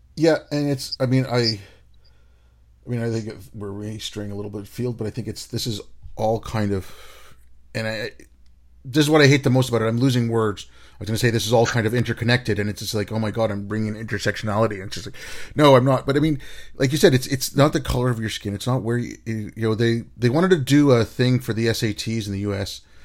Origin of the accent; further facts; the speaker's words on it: Hyderabad, Telangana, India; in Hyderabad, that's where I grew up at Hyderabad in India. That's where I was born